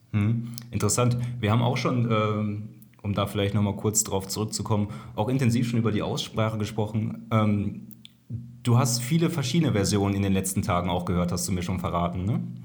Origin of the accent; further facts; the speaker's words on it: Kreis Soest, North Rhine-Westphalia, Germany; ich komme ja aus dem Kreis Soos